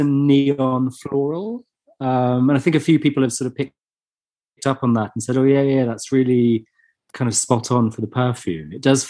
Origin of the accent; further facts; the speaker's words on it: England, United Kingdom; we're English.